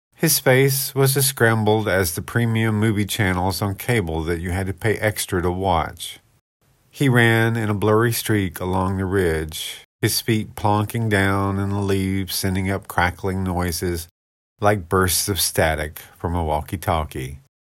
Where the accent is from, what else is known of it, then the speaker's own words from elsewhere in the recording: United States; I loved growing up in Paulding County